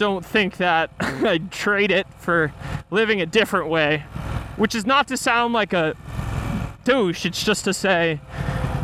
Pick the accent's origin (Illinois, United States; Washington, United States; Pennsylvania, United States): Pennsylvania, United States; Philadelphia; moved away as an adult; also born or lived in Hollywood; now in Wyoming, United States; I'm from Philadelphia.